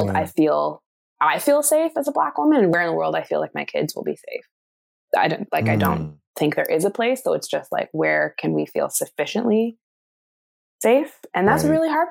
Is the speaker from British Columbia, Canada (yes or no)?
yes; Vancouver, British Columbia, Canada; moved away as an adult; now in Sweden; I'm from Vancouver, so I was one of like 5 Black people